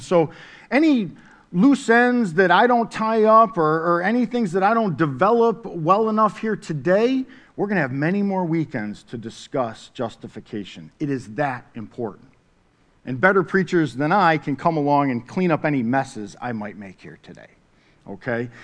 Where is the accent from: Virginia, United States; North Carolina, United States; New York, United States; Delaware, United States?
New York, United States; Syracuse; I grew up in the, uh, city of Syracuse, New York. I'm from the Cuse